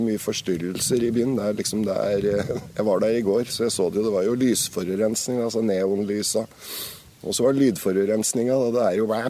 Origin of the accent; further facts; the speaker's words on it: Raufoss, Innlandet, Norway; moved away as an adult; also born or lived in Toten; kommer jeg fra Raufoss